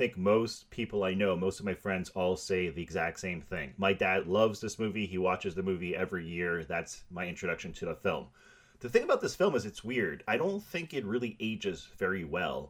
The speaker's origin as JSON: {"language": "English", "country": "Canada", "lives_now": "Montreal, Canada", "said": "I live in Montreal"}